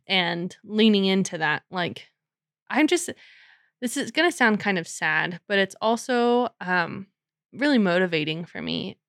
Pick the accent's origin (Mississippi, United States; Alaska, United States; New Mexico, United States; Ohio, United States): New Mexico, United States; moved away; I grew up in New Mexico, like, I was there for about eight years